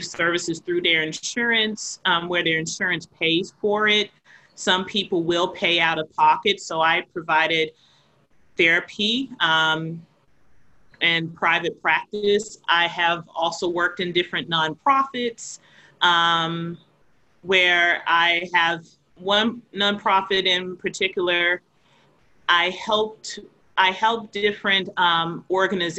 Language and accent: English; the South, United States; now in Boston, United States; I was a person who was raised in the South, of the South meaning the United States